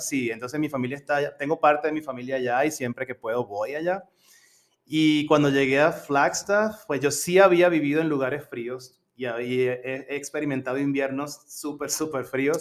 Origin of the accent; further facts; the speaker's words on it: Coro, Falcón, Venezuela; accent: Venezuelan; moved away as an adult; also born or lived in Colombia / Pennsylvania / Rhode Island; now in United States; en Venezuela yo solía ser profesor de inglés en una universidad en, mi ciudad natal, Coro, Estado Falcón, Venezuela